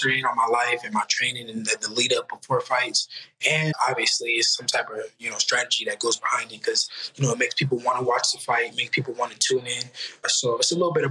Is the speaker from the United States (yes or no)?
yes; Oakland, California, United States; I'm from Oakland